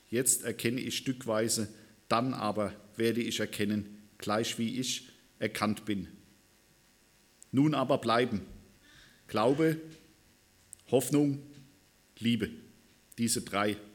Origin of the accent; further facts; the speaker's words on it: Worms, Rhineland-Palatinate, Germany; now in Lörrach, Germany; ursprünglich komme ich aus, aus Worms. 1996 sind wir hierher gezogen nach Lörrach.